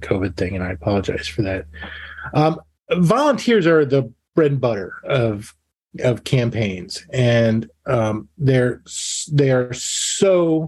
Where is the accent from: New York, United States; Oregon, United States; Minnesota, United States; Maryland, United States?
Maryland, United States; Montgomery County; moved away as an adult; also born or lived in Washington, D.C.; now in Anchorage, United States; I was born in Washington, D.C., lived in that area for 25 years, grew up in Montgomery County, Maryland